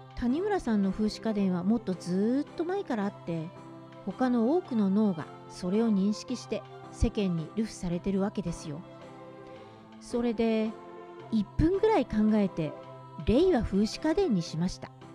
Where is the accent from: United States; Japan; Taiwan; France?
Japan; Fujioka, Gunma; 私が藤岡で育った